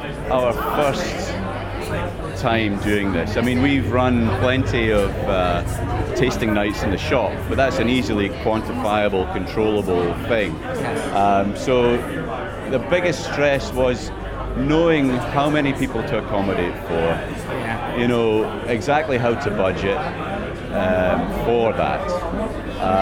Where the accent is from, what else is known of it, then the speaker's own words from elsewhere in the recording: Oban, Scotland, United Kingdom; moved away; I live in Oban. I'm from Oban originally. I've lived away for a while, but I just moved back just over a year ago